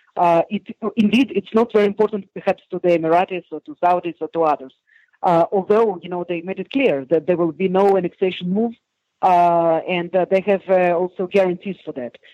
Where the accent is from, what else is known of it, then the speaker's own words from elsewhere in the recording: Israel; I'm from Israel